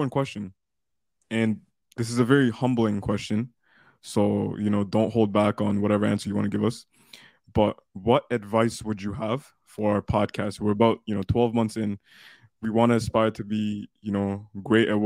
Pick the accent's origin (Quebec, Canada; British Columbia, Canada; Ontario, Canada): Ontario, Canada; Toronto; moved away as an adult; now in Waterloo, Canada; I grew up in Toronto.